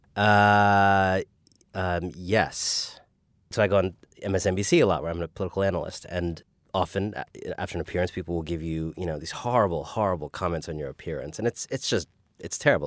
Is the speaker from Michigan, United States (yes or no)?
no; Cleveland, Ohio, United States; also born or lived in Paris, France; we lived in Cleveland for 7 years uh, for my first 7 years. We moved to Paris, France for 3 years